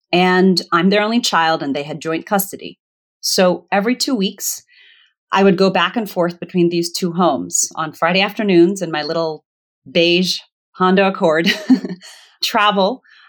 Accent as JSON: {"language": "English", "country": "Zimbabwe", "tie": "born there", "also_born_or_lived": "Botswana / Virginia, United States", "said": "I was born in Zimbabwe because it was the closest good hospital to the village that they lived in Botswana"}